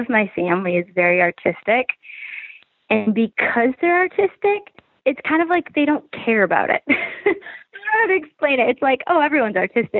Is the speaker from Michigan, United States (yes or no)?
yes; Grand Rapids, Michigan, United States; born there; I was born in Grand Rapids, yeah.